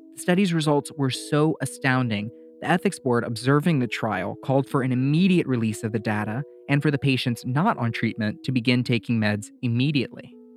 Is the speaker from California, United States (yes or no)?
no; Louisiana, United States; my home state of Louisiana